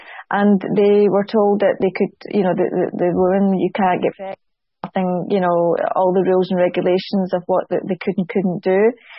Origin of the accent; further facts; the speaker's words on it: Scotland, United Kingdom; I'm Scottish, and was quite defensive.